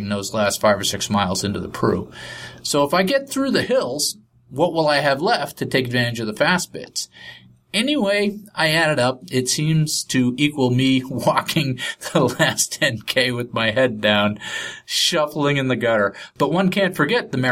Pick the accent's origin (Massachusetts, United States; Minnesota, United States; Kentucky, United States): Massachusetts, United States; Groton; my hometown of Groton, Massachusetts